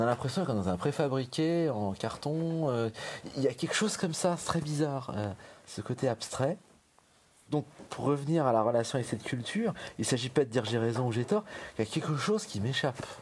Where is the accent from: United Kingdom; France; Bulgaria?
France; moved away as an adult; now in Berlin, Germany; Je me considère en tant que Français